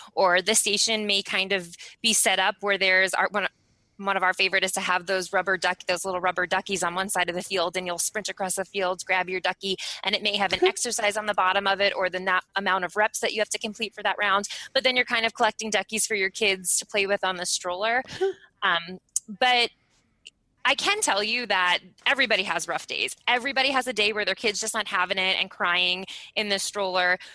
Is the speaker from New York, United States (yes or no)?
yes; Eastern Long Island, New York, United States; moved away as an adult; also born or lived in Fort Benning, Georgia / Fairbanks, Alaska; now in Anchorage, United States; both my husband and I, were born and raised in New York. I was born on Eastern Long Island